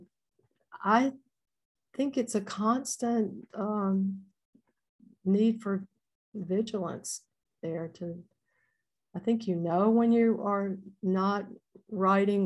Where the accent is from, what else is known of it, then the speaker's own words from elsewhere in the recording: Mississippi, United States; I am a daughter of Mississippi. I am the daughter of a daughter and a son of Mississippi. I mean, I have very deep roots. My parents were born and raised here.